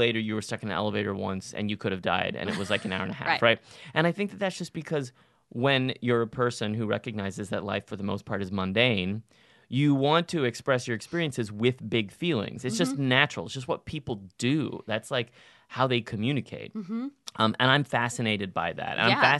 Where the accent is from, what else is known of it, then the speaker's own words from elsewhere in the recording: Texas, United States; I'm from Texas, like home of the tall tale